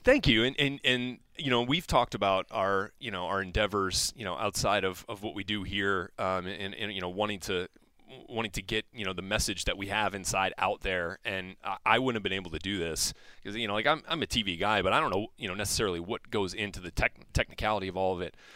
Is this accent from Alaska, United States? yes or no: no; New Orleans, Louisiana, United States; I grew up in New Orleans